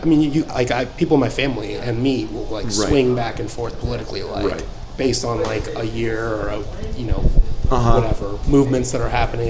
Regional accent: Champaign, Illinois, United States; moved away; I was from Champaign, which was very like almost like a smaller version of Chicago.

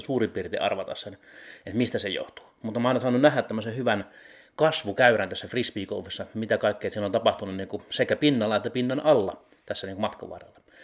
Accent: Heinola, Päijät-Häme, Finland; Heinolassa, missä mä oon kotoisin

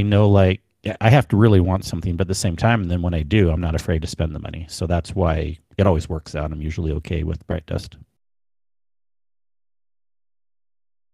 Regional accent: Southern California, United States; I come from Southern California.

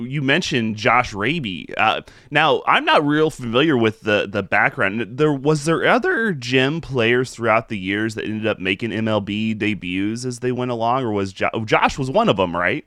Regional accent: Payson, Illinois, United States; I'm from Payson

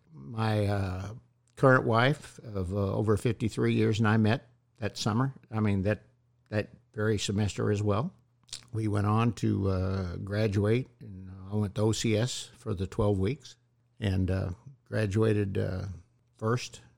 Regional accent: Bellevue, Nebraska, United States; Bellevue, Nebraska, which was right there at uh, Omaha. Or it's a little town outside of Omaha where all the SAC kids went.

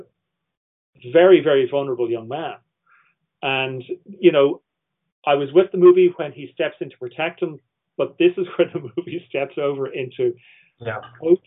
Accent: Ireland; I'm Irish

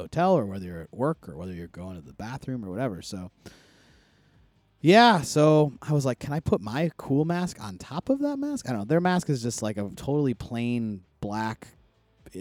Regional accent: Buffalo, New York, United States; I'm from Buffalo

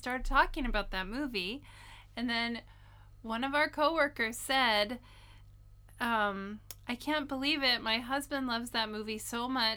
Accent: United States; now in Japan; being American

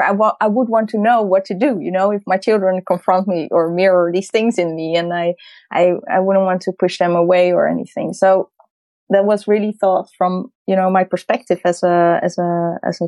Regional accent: Amsterdam, North Holland, Netherlands; I'm from Amsterdam. I was born in Holland

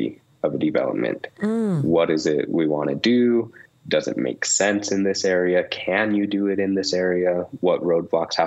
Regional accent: Santa Clara, Utah, United States; also born or lived in Logan, Utah; So I grew up in Southern Utah. We moved to Santa Clara when I was 5.

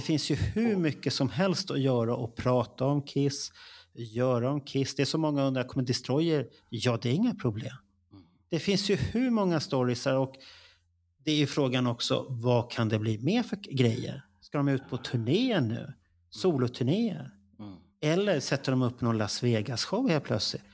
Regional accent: Stockholm, Stockholm County, Sweden; vi, vi stockholmare är bekväma.

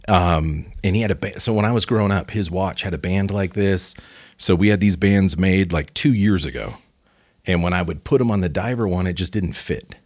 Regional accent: Pacific Northwest, United States; moved away; also born or lived in Chicago; I'm from the Pacific Northwest originally

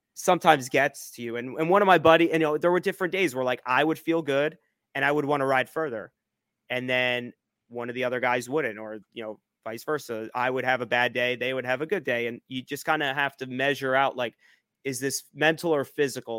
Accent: New Jersey, United States; I, I grew up in New Jersey, uh, Central Jersey

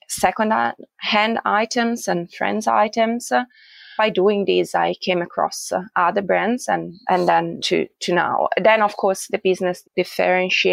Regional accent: Italy; moved away as an adult; now in Australia; I am originally from Italy

